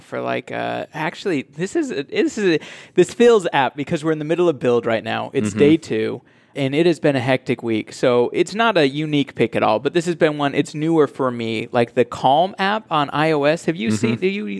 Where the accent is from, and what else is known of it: Utah, United States; born or raised there